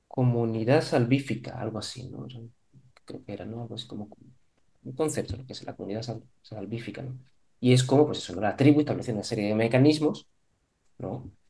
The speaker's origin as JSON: {"language": "Spanish", "town": "Córdoba", "region": "Andalusia", "country": "Spain", "also_born_or_lived": "Málaga", "moved": "as an adult", "said": "yo soy de Córdoba"}